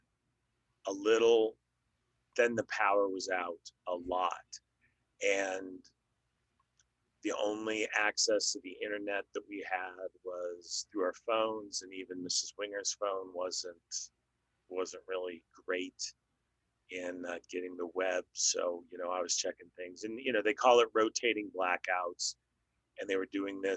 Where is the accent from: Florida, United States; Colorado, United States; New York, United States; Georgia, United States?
Colorado, United States; Denver; moved away as an adult; also born or lived in Midwest / Portland; now in Texas, United States; I grew up in Denver, born in the Midwest and, grew up in Denver.